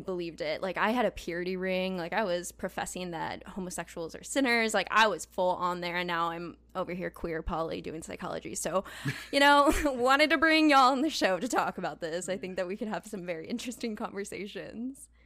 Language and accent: English; Southern California, United States; moved away as an adult; also born or lived in Indiana; I'm originally from Southern California, but I went to school in Indiana